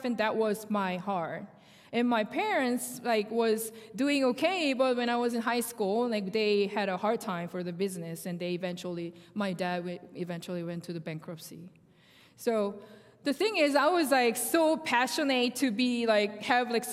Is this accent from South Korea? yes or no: yes; Seoul, South Korea; first language Korean; English is a second language; moved away as an adult; now in United States; I was born in South Korea, and I grew up in Seoul